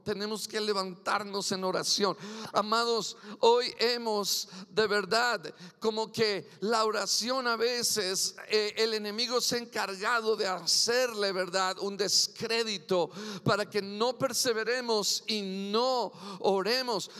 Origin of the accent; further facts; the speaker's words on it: Mexico; Yo soy mexican curios, aleluya, nacido en Nopalilandia y seguiré siendo mexicano siempre